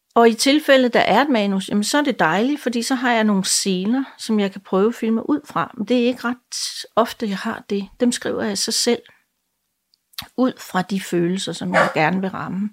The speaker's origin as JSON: {"language": "Danish", "region": "Jutland", "country": "Denmark", "moved": "yes", "said": "jeg kommer jo oprindeligt fra Jylland"}